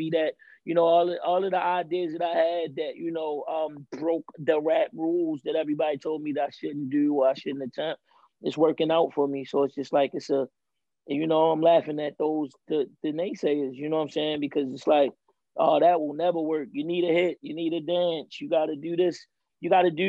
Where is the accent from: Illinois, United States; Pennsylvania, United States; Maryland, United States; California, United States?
Maryland, United States; Baltimore; I'm from Baltimore